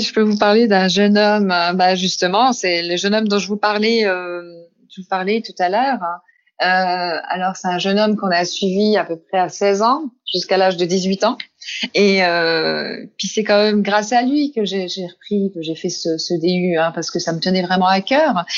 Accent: Besançon, Bourgogne-Franche-Comté, France; je suis originaire de Besançon

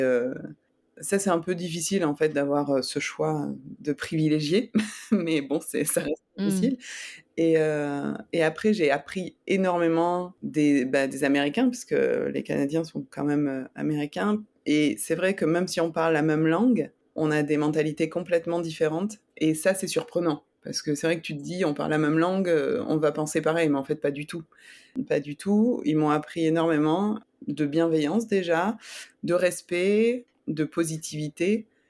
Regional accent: Nîmes, Occitania, France; moved away as an adult; also born or lived in Montpellier / Toulouse / Montreal / Germany; now in San Diego, United States; Alors, j'ai grandi à Nîmes avec ma maman

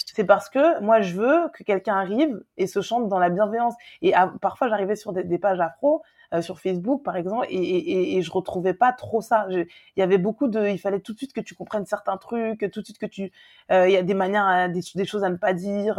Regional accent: Guadeloupe; je suis guadeloupéenne

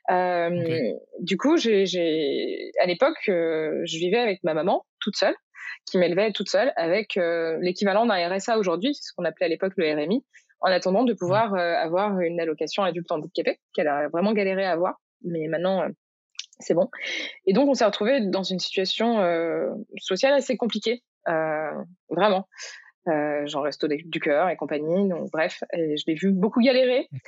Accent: Morocco; En gros, moi, euh, j'ai grandi au Maroc et euh, mes parents avaient fait le choix quand j'étais petite de mettre dans une école euh, marocaine où j'ai appris l'arabe en fait.

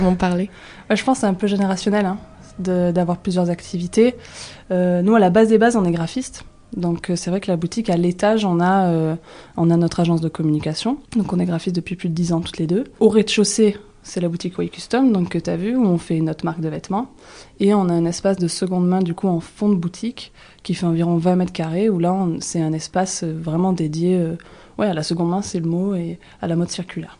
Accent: Toulouse area, Occitania, France; now in Aix-en-Provence, France; Moi je viens de la région toulousaine

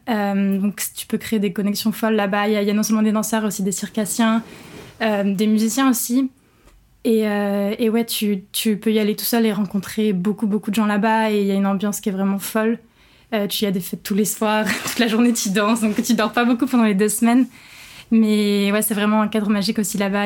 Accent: Rouen, Normandy, France; also born or lived in England; now in Paris, France; je suis originaire de Rouen en Normandie

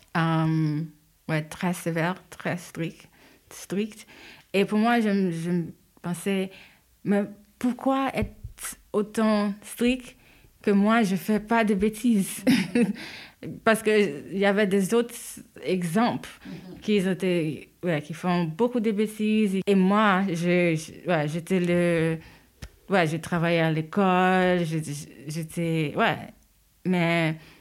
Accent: New York, United States; French is a second language; moved away as an adult; also born or lived in Haiti; now in Switzerland; je suis née en Haïti, euh, mais j'ai grandi à New York. Et ça fait 13 euh, ans, 14 ans que j'habite en, Europe

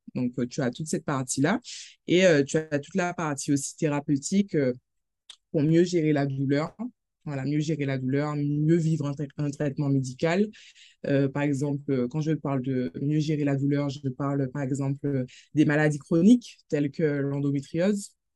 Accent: Saint-Claude, Guadeloupe; je suis guadeloupéenne, Saint-Claudienne

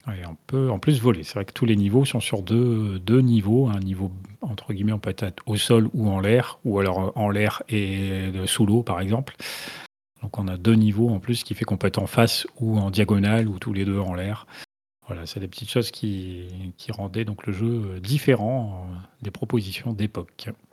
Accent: France; en tant que Français

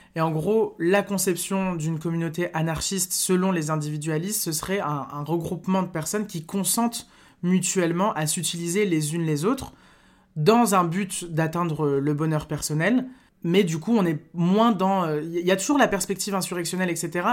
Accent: north of France, France; je viens du nord de la France

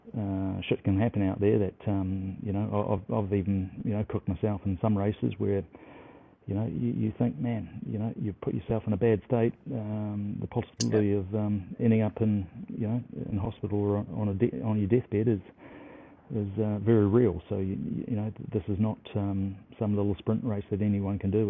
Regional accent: New Zealand; as a Kiwi

